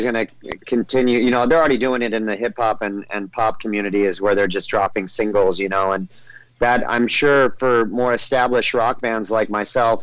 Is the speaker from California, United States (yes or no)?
yes; Orange County, California, United States; I grew up in Orange County, California